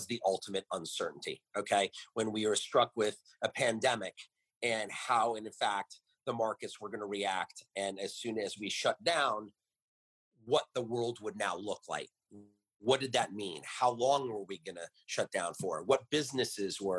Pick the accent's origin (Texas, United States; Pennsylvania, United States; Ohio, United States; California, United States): California, United States; Los Angeles; moved away as an adult; now in New York, United States; growing up in Los Angeles